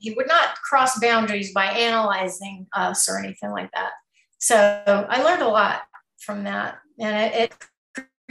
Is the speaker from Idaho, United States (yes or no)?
no; Texas, United States; moved away; I'm from Texas originally, small town